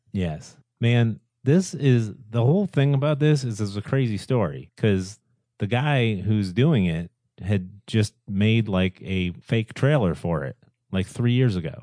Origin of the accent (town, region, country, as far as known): United States